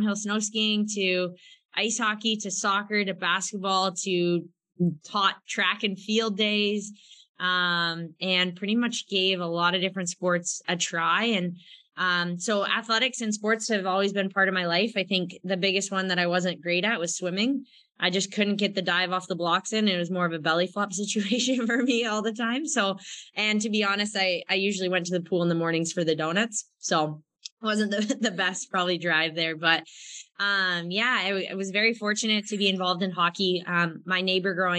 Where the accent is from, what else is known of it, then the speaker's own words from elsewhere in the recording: Bellingham, Washington, United States; moved away as an adult; I grew up in Bellingham, Washington